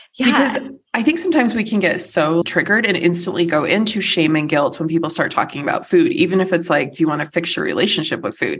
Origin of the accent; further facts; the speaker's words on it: United States; first language English; as an American